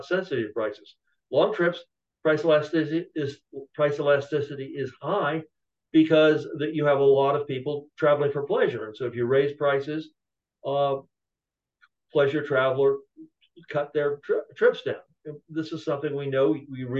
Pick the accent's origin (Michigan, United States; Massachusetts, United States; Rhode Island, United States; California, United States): California, United States; I'm originally from California